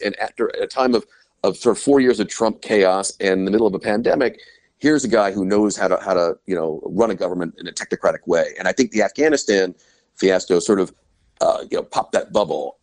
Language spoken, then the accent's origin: English; United States; moved away as an adult; also born or lived in Brussels / London